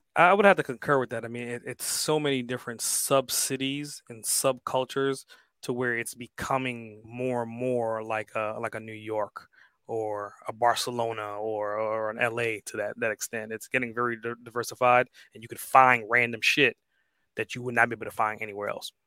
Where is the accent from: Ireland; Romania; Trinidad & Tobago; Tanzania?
Trinidad & Tobago; now in United States; I'm, like, more so, like, a Caribbean person, right? I was born in the islands